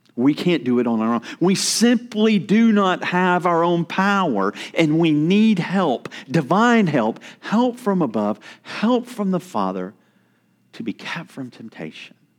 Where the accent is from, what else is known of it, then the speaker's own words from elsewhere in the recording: North Carolina, United States; moved away; I'm from North Carolina